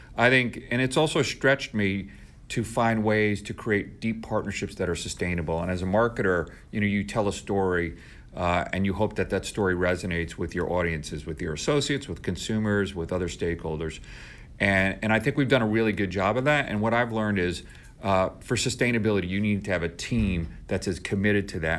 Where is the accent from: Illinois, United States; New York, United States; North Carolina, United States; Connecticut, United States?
New York, United States; moved away as an adult; now in St. Louis, United States